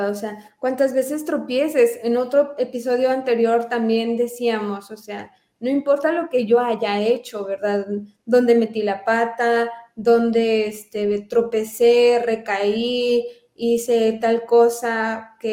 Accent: Mexico

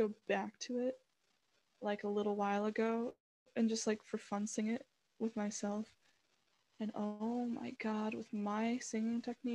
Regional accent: Bryan, Ohio, United States; the Methodist church where we grew up in Bryan

